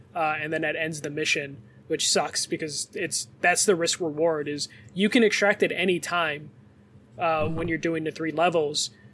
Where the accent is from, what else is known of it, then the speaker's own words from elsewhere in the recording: Chicago, Illinois, United States; accent: Chicago; my Chicago accent